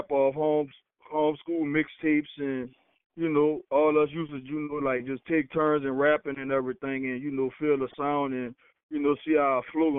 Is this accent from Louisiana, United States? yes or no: yes; New Orleans, Louisiana, United States; I'm from New Orleans, Louisiana.